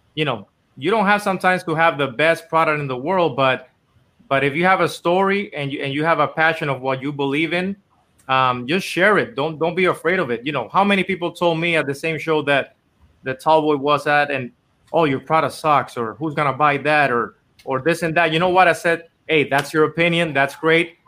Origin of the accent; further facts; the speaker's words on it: Dominican Republic; moved away as an adult; now in Los Angeles, United States; I was born and raised in Dominican Republic my whole life. And I actually came here to LA to, to try to do music